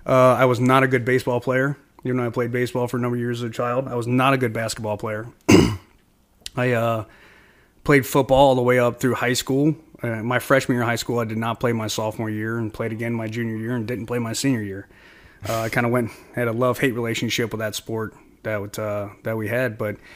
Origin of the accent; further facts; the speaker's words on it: Kentucky, United States; Well, so I was born in Northern Kentucky in Boone County, you know, kind of in the Ohio River Valley. That's where I grew up, and blue collar family.